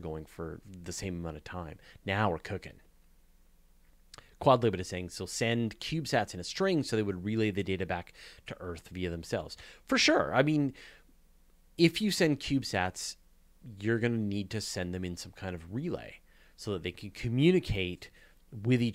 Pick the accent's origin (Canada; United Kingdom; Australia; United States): Canada; as a Canadian